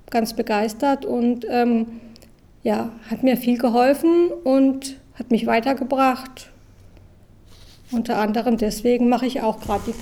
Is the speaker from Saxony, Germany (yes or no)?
no; Karlsruhe, Baden-Württemberg, Germany; Ich war lange im Ausland und habe es aber nie geschafft. Dann bin ich 2016 zurück in meine Heimatstadt Karlsruhe gezogen